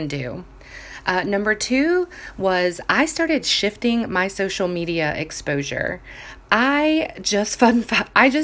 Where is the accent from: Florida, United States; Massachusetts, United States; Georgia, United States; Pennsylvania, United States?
Florida, United States; Jacksonville Beach; I grew up in Jacksonville Beach, Florida, where bathing suits were basically everyday attire